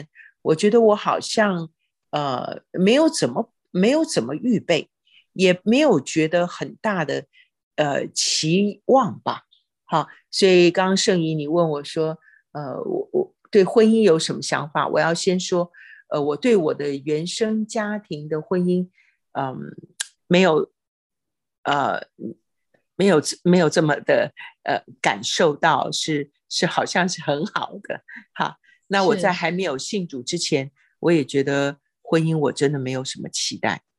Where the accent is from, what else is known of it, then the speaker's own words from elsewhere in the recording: China; 我们中国人其实都不是很喜欢那种很积极、很主动的那种，至少是我了哈。